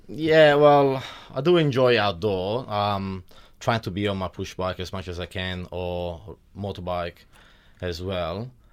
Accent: Milan, Lombardy, Italy; accent: Italian; moved away as an adult; now in Wodonga, Australia; I was born in Italy about thirty-two years ago in Milan.

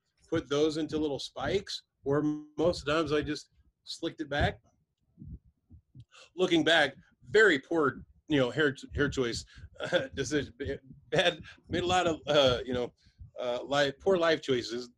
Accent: Arkansas, United States; I was raised in Arkansas

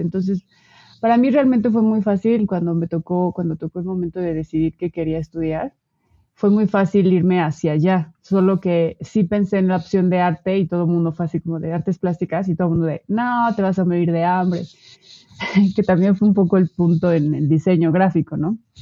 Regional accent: Puebla, Mexico; moved away as an adult; now in Mexico City, Mexico; yo nací en el EF, ahora actualmente Ciudad de México. Este, y estuve, estuve aquí por ocho años más o menos y después me mudé a Puebla. Este, y en Puebla pasé

